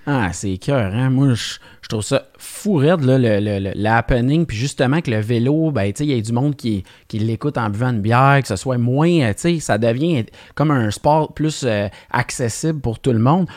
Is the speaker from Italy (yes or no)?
no; Alma, Quebec, Canada; on est originaire de Alma.